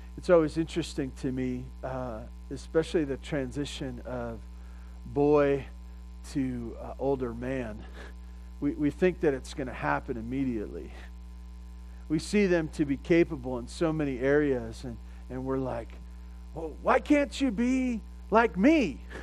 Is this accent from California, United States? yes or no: yes; California, United States; I grew up in California and we never talked like